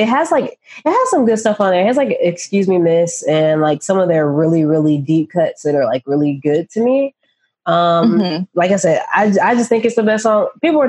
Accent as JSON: {"language": "English", "region": "England", "country": "United Kingdom", "said": "But I'm English."}